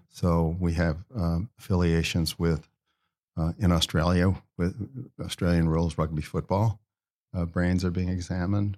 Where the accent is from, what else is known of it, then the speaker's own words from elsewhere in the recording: Ohio, United States; in my home state of Ohio, a guy, I played high school football against